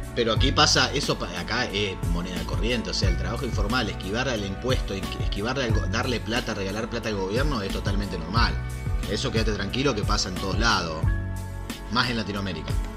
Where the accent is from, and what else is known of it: Argentina